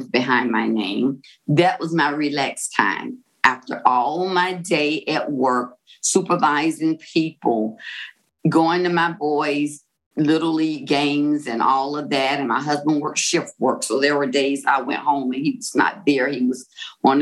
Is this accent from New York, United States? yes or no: no; Florida, United States; I am from Florida, and it's a beachy town. So I grew up loving Gidget and Moondoggy type stories